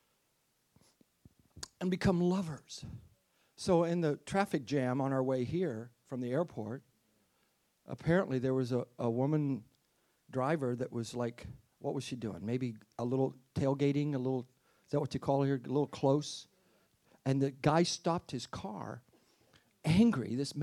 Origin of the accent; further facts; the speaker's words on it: United States; as an American.